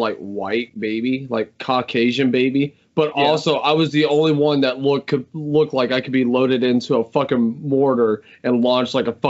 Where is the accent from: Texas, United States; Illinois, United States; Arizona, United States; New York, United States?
Arizona, United States; Mesa; I was born in Arizona. I was born in Mesa, Arizona.